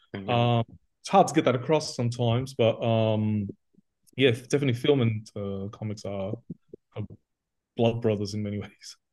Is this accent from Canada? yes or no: no; Australia; moved away as an adult; also born or lived in Athens, Greece; I was brought up in Australia, so I'm totally a superhero kid